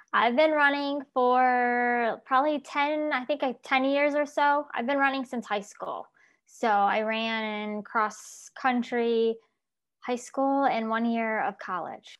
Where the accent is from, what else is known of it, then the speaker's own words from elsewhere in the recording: Syracuse, Albany area, upstate New York, United States; now in Florida, United States; I originally from New York, And I now am in Florida.